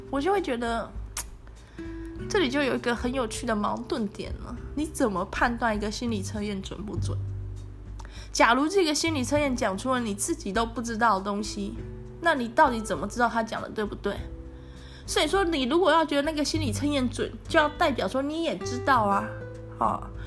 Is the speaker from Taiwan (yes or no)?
yes; Tainan, Taiwan; 我住家里，我是台南人